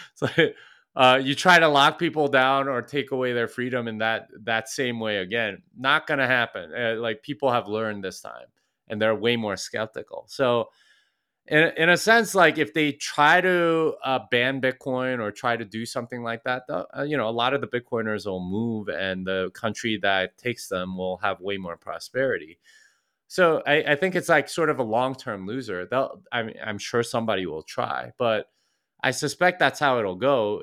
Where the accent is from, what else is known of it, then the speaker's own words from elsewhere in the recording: Texas, United States; I'm from Texas, and if you know anything about Texans, it's that we want you to know we're from Texas